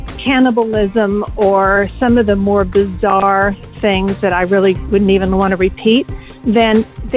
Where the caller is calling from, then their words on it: Dallas, Texas, United States; I'm calling from Dallas, Texas.